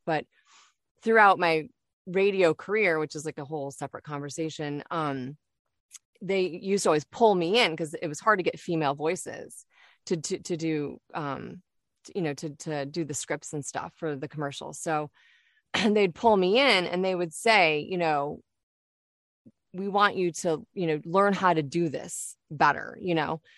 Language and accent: English; Detroit, Michigan, United States; moved away as an adult; also born or lived in Kalamazoo, Michigan; now in Florida, United States; So I'm originally from Michigan, born and raised in Detroit, and then, um, spent, like, a good part of more than the time that I spent growing up in Detroit, in Kalamazoo, Michigan.